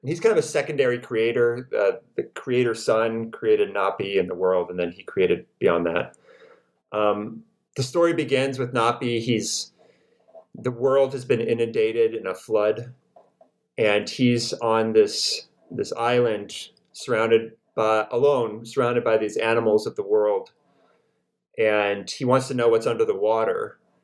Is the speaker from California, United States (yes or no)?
no; Iowa, United States; moved away as an adult; also born or lived in Oklahoma; I grew up in Iowa.